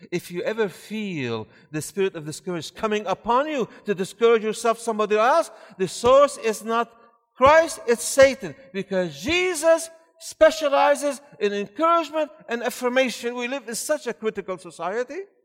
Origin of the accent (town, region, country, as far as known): Syria; born or raised there; also born or lived in Maryland, United States / Michigan, United States; now in Georgia, United States